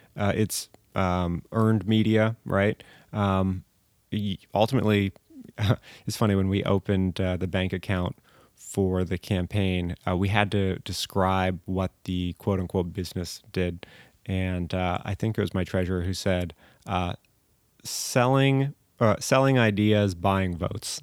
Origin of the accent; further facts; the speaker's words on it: Corralitos, California, United States; also born or lived in Massachusetts; grew up in Coralitos. Uh, went to Mount Madonna School and then Aptos Junior High